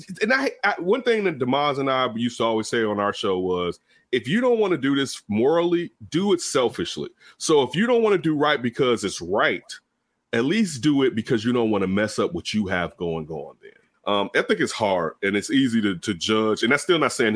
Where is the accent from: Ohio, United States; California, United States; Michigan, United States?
California, United States; Inglewood; also born or lived in Chicago; I grew up in Inglewood. I grew up on the east side in Inglewood and in the projects and in the hundreds.